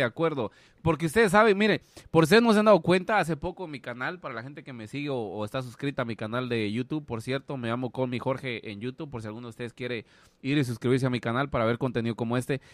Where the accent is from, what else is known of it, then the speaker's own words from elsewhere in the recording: Guatemala; moved away; nosotros como guatemaltecos, o sea, por lo menos cuando estamos en Guatemala